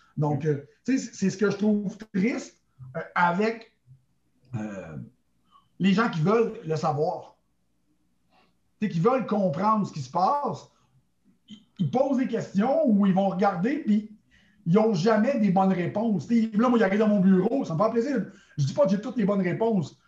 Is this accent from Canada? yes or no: yes; Montreal, Quebec, Canada; je suis originaire de Montréal, au Québec.